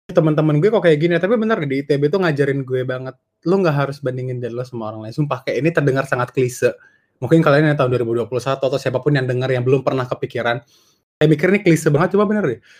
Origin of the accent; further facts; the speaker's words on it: Medan, North Sumatra, Indonesia; now in Bandung, Indonesia; Jadi gue aslinya orang Medan, terus tinggal di Bandung.